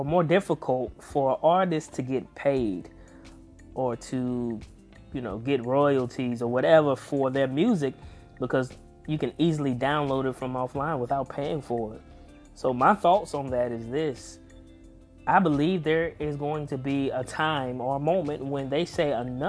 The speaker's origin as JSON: {"language": "English", "region": "the South", "country": "United States", "tie": "born or raised there", "said": "I'm from the South, y'all"}